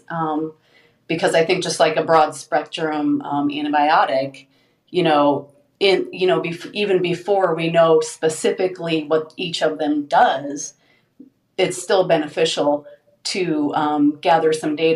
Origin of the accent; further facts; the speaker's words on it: Omaha, Nebraska, United States; And I'm in Nebraska where, go Big Red! I'm from Omaha